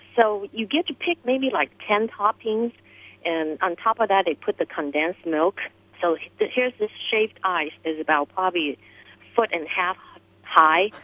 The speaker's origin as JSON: {"language": "English", "country": "Taiwan", "tie": "born or raised there", "moved": "yes", "lives_now": "New York, United States", "said": "I grew up in Taiwan"}